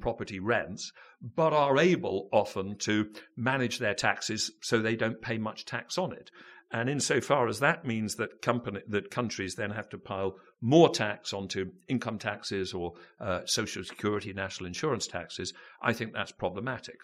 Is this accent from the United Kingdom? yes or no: yes; United Kingdom